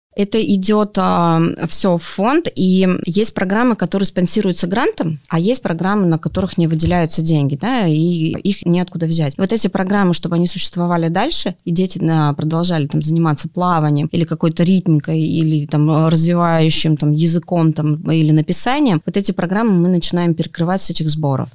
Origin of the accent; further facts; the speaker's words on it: Omsk, Omsk Oblast, Russia; now in Moscow, Russia; Это мой родной город